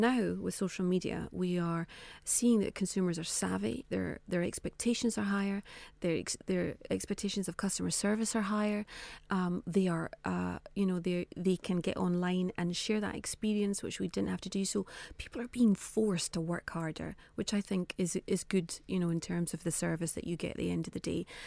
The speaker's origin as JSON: {"language": "English", "region": "Scotland", "country": "United Kingdom", "said": "being Scottish"}